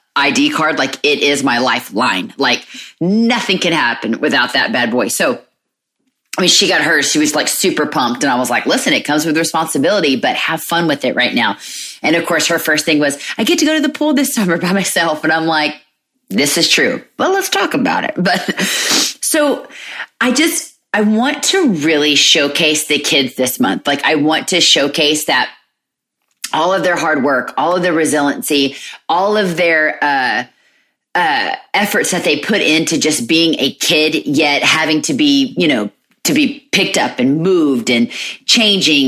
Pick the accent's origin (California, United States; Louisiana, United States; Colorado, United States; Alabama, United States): Alabama, United States; moved away as an adult; we're originally from Alabama because that's where their dad and I grew up.